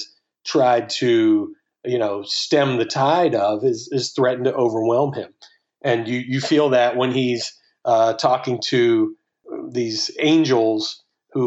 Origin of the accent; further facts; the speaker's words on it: the American South, United States; I'm a Southerner, and I, like you, I kind of grew up in this combination